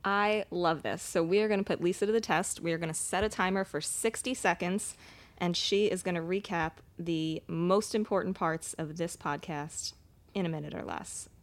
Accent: East Coast, United States; I'm from the East Coast.

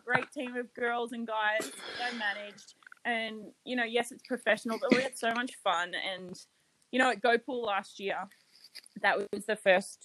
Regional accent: Australia; moved away as an adult; also born or lived in Las Vegas, United States; as an Australian

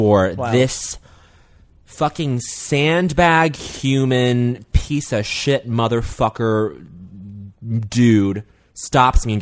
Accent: Canada; As a Canadian citizen

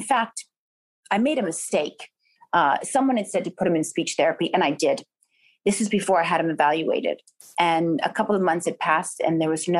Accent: New York, United States; now in California, United States; I'm a New Yorker. I love New York so much. But now having kids, I think it's easier, you know, for them in California.

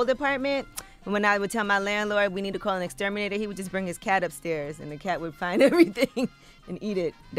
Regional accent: New York City, New York, United States; Growing up in Brooklyn

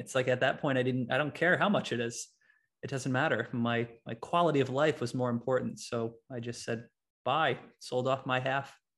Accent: Latham, New York, United States; I'm from Latham, New York.

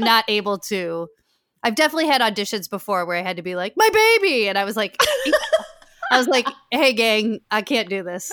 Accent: Chicago, Illinois, United States; moved away as an adult; also born or lived in New York / Los Angeles; now in Chicago, United States; I'm from Chicago

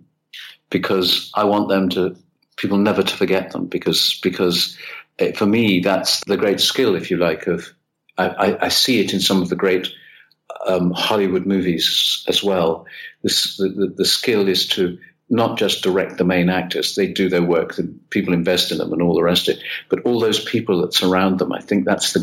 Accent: United Kingdom; now in Italy; being British and not being Italian

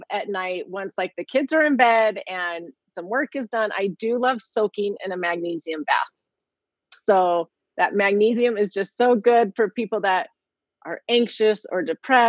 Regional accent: California, United States; I grew up in California. I'm a California girl.

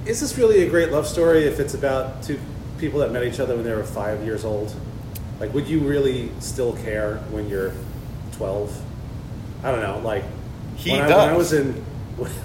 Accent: Mumbai, Maharashtra, India; moved away; I grew up in Mumbai, and I actually have a point of reference for growing up in the country

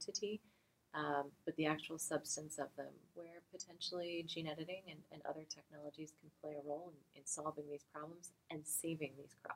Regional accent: Texas, United States; I'm from Texas

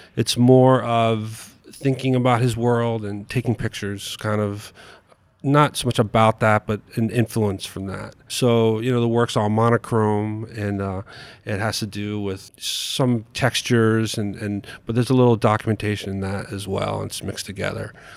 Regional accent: New York City, New York, United States; moved away as an adult; also born or lived in Albuquerque, New Mexico; I grew up in New York City

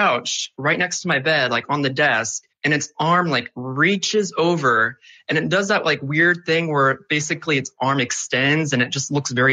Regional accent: Charleston, South Carolina, United States; born or raised there

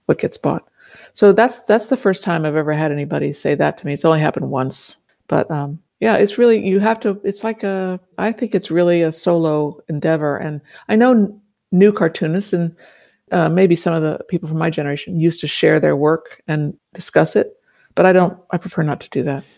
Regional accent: Washington, District of Columbia, United States; I grew up in Washington, D C

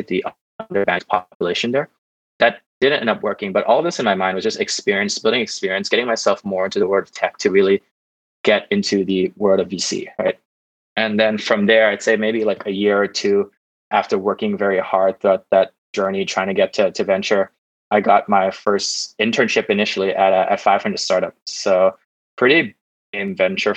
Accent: Bangkok, Thailand; also born or lived in California, United States; I grew up in Bangkok, spent my whole life growing up here

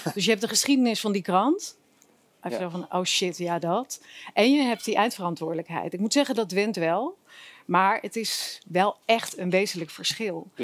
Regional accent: Zeeland, Netherlands; moved away as an adult; now in Amsterdam, Netherlands; ik ben geen Amsterdammer kom oorspronkelijk uit Zeeland, maar ik ben in Amsterdam gaan studeren.

